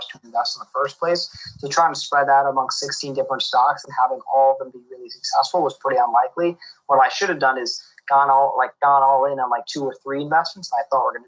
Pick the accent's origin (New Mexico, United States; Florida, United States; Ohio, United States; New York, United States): New York, United States; also born or lived in Boston; I'm calling in from New York, my house in New York where I grew up